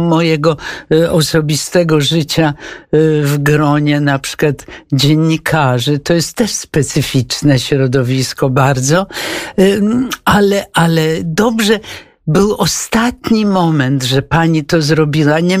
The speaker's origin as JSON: {"language": "Polish", "town": "Wrocław", "region": "Lower Silesian Voivodeship", "country": "Poland", "tie": "born or raised there", "moved": "yes", "said": "To pani całe dzieciństwo i młodość spędziła tak, Wrocławiu? Tak. To zupełnie jak ja."}